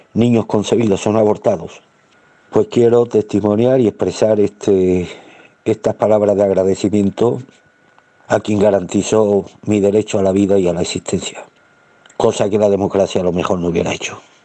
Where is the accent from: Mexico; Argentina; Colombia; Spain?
Spain; como español que fue concebido antes de 1975